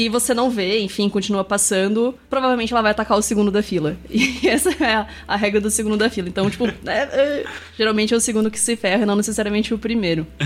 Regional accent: Curitiba, Paraná, Brazil; eu sou de Curitiba.

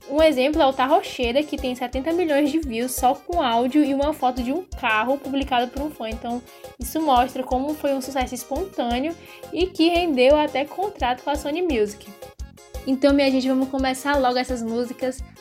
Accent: Northeast Region, Brazil; Eu não conhecia o trabalho dele, mesmo sendo nordestina.

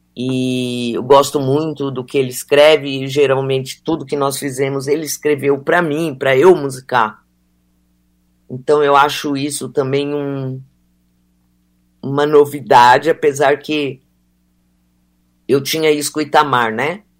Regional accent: Mato Grosso do Sul, Brazil; moved away; eu sou do Mato Grosso do Sul e ali e nunca parei de, de frequentar ali

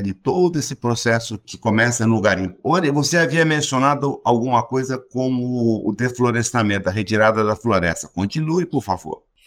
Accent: Goiás, Brazil; accent: caipira goianês; o meu, que é caipira goianês

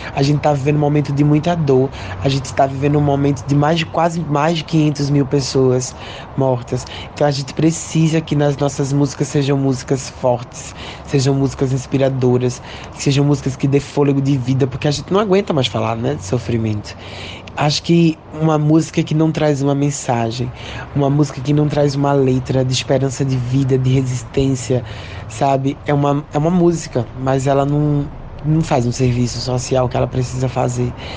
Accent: Brazil; nós somos brasileiras

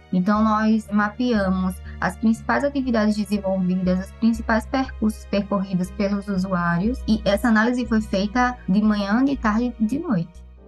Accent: Maceió, Alagoas, Brazil; moved away as an adult; also born or lived in São Carlos; Maceió, que é a minha cidade natal

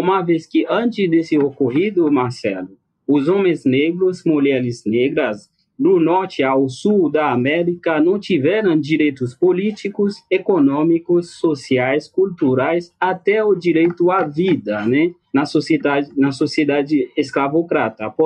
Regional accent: Haiti; Portuguese is a second language; eu acredito, como haitiano, né

